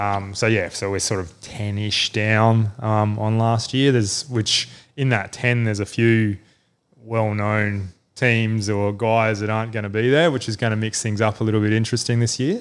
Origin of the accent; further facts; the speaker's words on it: Adelaide, South Australia, Australia; moved away; I'm from Adelaide originally, um, and was a nutcase fisher growing up and all that sort of thing